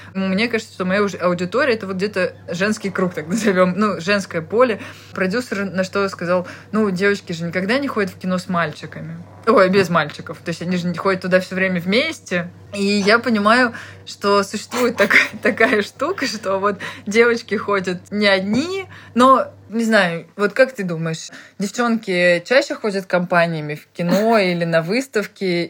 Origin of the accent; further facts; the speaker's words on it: Tolyatti, Samara Oblast, Russia; moved away; я ребенок из Тольятти